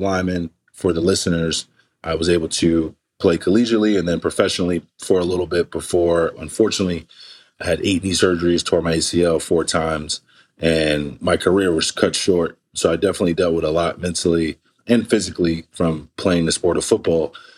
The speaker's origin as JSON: {"language": "English", "town": "New York City", "region": "New York", "country": "United States", "tie": "born or raised there", "said": "I grew up in East Flatbush, where the next meal was whatever the next meal was."}